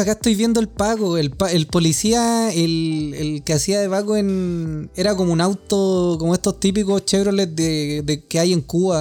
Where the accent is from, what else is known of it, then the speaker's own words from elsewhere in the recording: Santiago, Santiago Metropolitan, Chile; como santiaguino